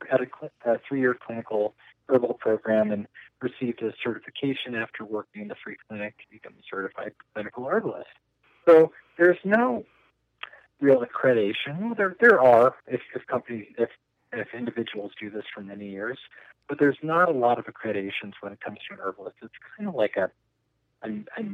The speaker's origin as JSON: {"language": "English", "area": "the Bay Area", "region": "California", "country": "United States", "tie": "born or raised there", "also_born_or_lived": "Boulder, Colorado", "moved": "as an adult", "lives_now": "Colorado, United States", "said": "when I was a teenager growing up in the Bay Area and hiking in the Santa Cruz Mountains"}